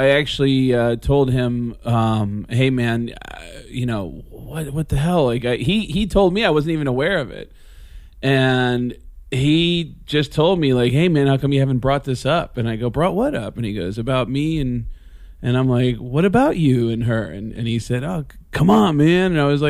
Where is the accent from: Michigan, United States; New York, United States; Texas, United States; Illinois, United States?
New York, United States; born there; also born or lived in Arizona; I was born in New York.